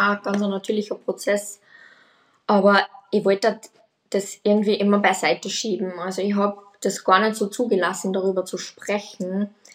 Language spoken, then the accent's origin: German; Austria; ich komme aus Österreich